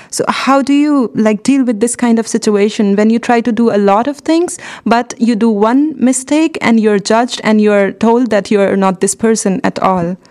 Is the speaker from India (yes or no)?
yes; India; moved away as an adult; So, I come from India